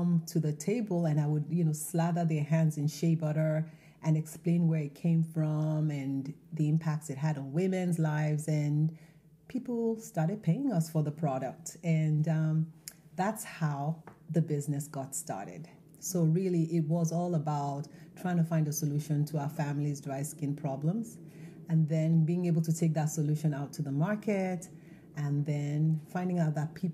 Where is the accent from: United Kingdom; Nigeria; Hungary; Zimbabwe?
Nigeria; now in Baltimore, United States; the traditional remedies we grew up with in Nigeria